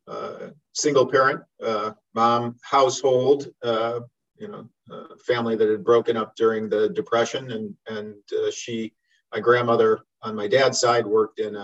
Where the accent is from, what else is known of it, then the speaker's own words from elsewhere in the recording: Cleveland, Ohio, United States; also born or lived in Arizona; I was born in 1959 in Cleveland, Ohio